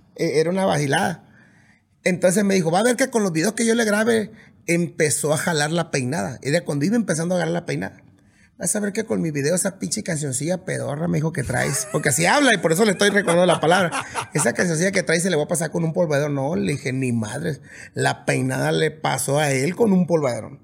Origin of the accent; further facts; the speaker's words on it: Mazatlán, Sinaloa, Mexico; also born or lived in Puerta de Canoas; yo crecí en las dos partes, crecí en Mazatlán y crecí en el rancho